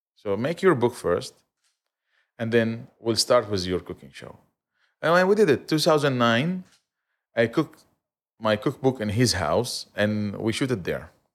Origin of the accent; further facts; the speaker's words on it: Aleppo, Aleppo Governorate, Syria; also born or lived in Kuwait; now in Dubai, United Arab Emirates; I'm from Aleppo.